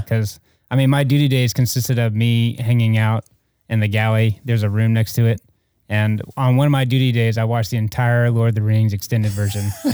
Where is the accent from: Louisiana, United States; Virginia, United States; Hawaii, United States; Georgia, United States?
Georgia, United States; Atlanta; moved away as an adult; also born or lived in Alaska; now in Mobile, United States; I'm from Atlanta